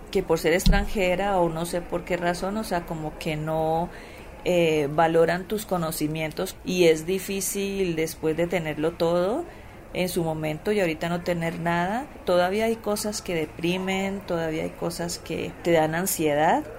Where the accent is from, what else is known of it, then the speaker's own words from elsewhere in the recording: Palmira, Valle del Cauca, Colombia; moved away as an adult; now in Mexico; Soy de Palmira, Colombia